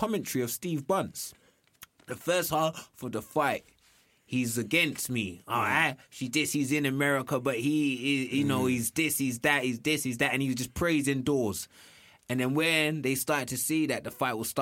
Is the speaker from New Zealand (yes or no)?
no; United Kingdom; I'm British.